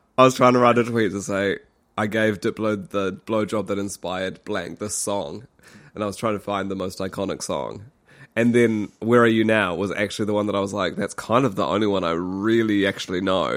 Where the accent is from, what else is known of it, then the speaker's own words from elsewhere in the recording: Christchurch, Canterbury, New Zealand; moved away; we were in Christchurch. Otatahi, my hometown